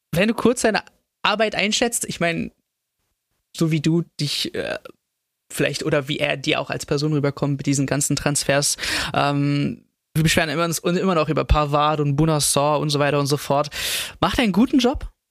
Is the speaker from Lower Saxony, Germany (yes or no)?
no; Stuttgart, Baden-Württemberg, Germany; ich komme auch aus dem Süden Stuttgart